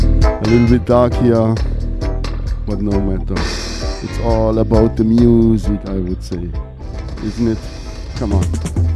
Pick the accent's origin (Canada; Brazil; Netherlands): Netherlands; Amsterdam, North Holland; from Holland. Netherlands, sorry, Amsterdam. I'm greetings to Amsterdam. Greetings to the Netherlands.